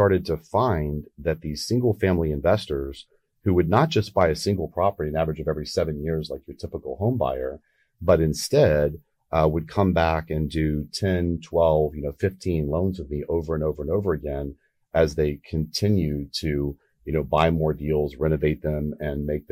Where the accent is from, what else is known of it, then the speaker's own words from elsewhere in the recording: Texas, United States; I'm from Texas